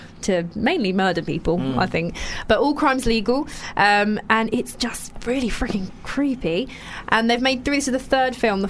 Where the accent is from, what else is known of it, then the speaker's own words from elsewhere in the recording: London, United Kingdom; also born or lived in Covent Garden; I'm from Lewisham